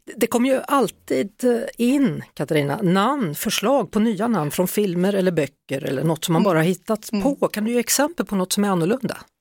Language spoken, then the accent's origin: Swedish; Västergötland, Västra Götaland, Sweden; moved away; Nu ska vi till mina hemtrakter här minsann. Vi ska till Västergötland och Kvänum